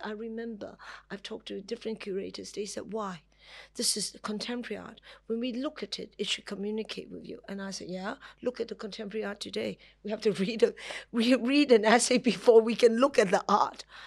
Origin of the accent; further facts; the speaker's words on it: Hong Kong; I'm from Hong Kong